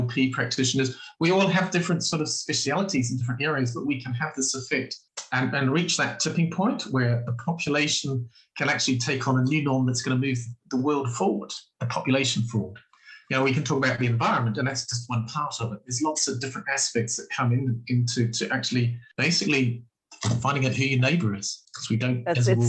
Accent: New Zealand; I'm from New Zealand. If you know anything about New Zealand, it's about rugby.

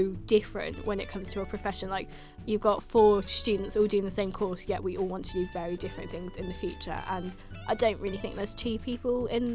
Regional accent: Northamptonshire, East Midlands, United Kingdom; moved away as an adult; now in Salford, United Kingdom; So originally I'm from the East Midlands, so Northamptonshire.

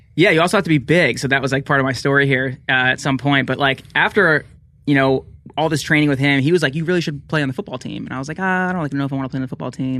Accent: New Jersey, United States; I grew up in New Jersey

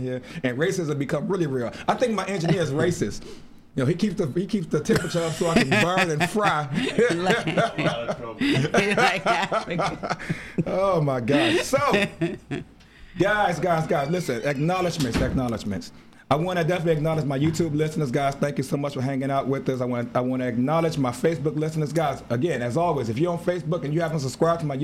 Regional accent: Chicago, Illinois, United States; my hometown, Chicago. That's always home to me

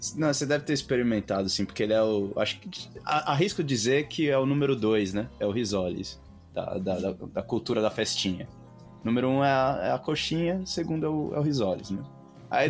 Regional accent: Brazil; accent: Brazilian; moved away; meu sotaque de brasileiro

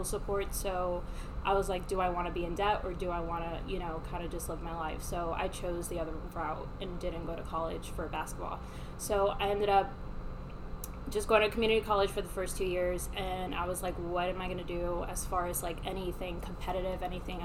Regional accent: Miami, Florida, United States; I was raised in Miami

